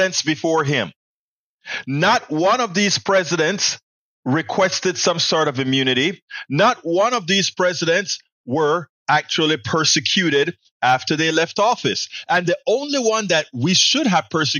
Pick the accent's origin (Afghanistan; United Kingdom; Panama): Panama; Coco Solo, Colón; the same hospital that I was born in, Cocosolo, on the canal zone in Panama, Provincia de Colón